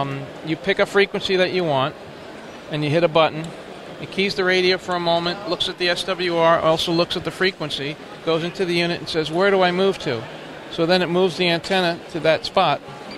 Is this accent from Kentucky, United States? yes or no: no; Ocala, Florida, United States; Ocala, Florida.